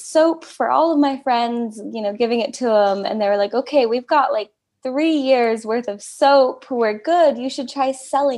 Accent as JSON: {"language": "English", "country": "United States", "tie": "born or raised there", "also_born_or_lived": "California / Oregon", "moved": "as an adult", "lives_now": "South Dakota, United States", "said": "I grew up in California and Oregon, which are very progressive"}